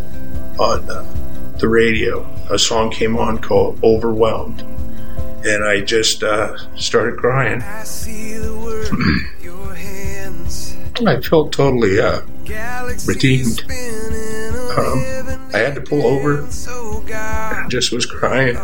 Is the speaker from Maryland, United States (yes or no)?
no; Santa Cruz, California, United States; I grew up in Santa Cruz, California, and I grew up surfing